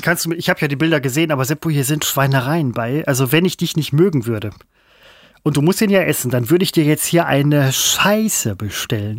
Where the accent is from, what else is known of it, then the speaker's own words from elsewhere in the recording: Mettmann district, North Rhine-Westphalia, Germany; ich komme aus dem Kreis, aus dem Roadstop kommt